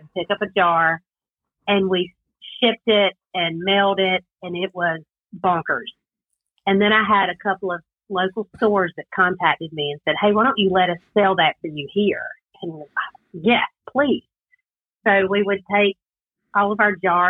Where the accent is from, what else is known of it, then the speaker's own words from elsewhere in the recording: South Carolina, United States; accent: Southern twang; I'm from South Carolina. We all have a little bit different Southern twang